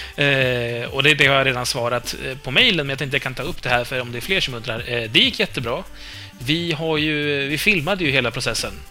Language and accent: Swedish; Uppland, Uppsala County, Sweden; accent: Uppland dialect; also born or lived in Hälsingland; jag är upplänning